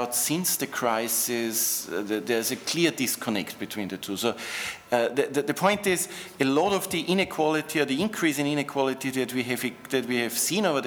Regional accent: Austria; I'm from Austria, where we had, compared to a lot of other countries, relatively egalitarian income distribution

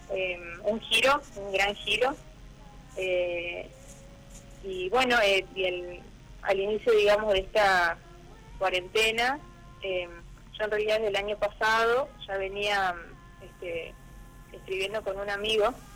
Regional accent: Puerto San Julián, Santa Cruz, Argentina; also born or lived in Río Gallegos; now in Perito Moreno, Argentina; en Puerto San Julián, donde me he criado, porque nací en la capital, en Río Gallegos

